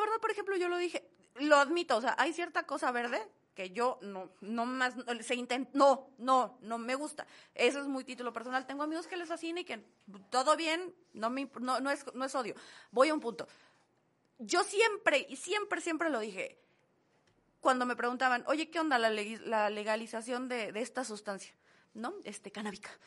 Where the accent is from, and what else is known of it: Mexico